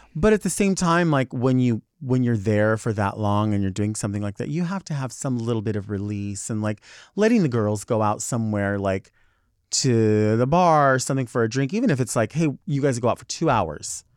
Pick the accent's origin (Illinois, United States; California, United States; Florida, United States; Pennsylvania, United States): California, United States; Southern; I'm from Southern California